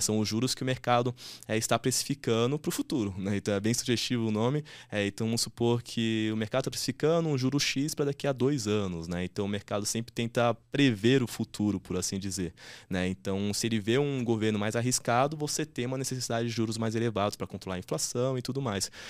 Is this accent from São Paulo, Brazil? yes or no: yes; São Paulo, Brazil; eu nasci e cresci no Paraisópolis, né? Paraisópolis é uma, uma grande favela aqui de São Paulo